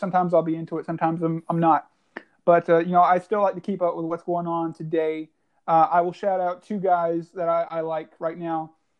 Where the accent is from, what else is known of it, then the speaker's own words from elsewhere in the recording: Lumberton, North Carolina, United States; moved away as an adult; also born or lived in Fort Huachuca, Arizona / Fort Stewart, Georgia / Fort Bragg, North Carolina / Spring Lake, North Carolina; now in Clayton, United States; I was born and raised in Lumberton, North Carolina.